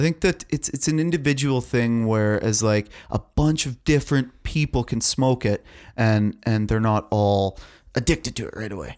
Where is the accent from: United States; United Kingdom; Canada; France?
Canada; I'm a Canadian fucking man